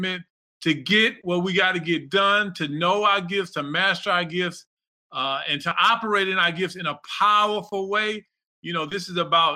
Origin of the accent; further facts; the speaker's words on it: Texas, United States; I'm from Texas